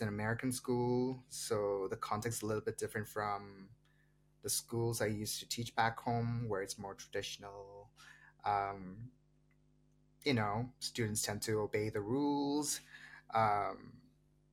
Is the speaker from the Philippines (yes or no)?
no; Meghalaya, India; English is a second language; moved away; even in a state like mine, even in a small state like mine, Meghalaya